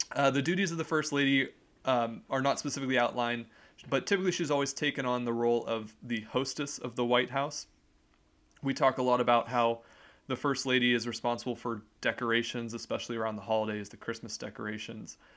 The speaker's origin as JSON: {"language": "English", "country": "United States", "said": "we are American citizens"}